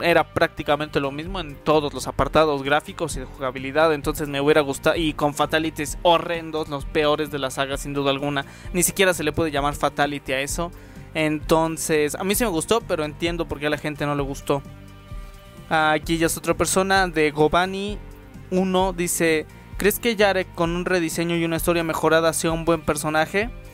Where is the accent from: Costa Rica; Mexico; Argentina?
Mexico; Yo también soy de México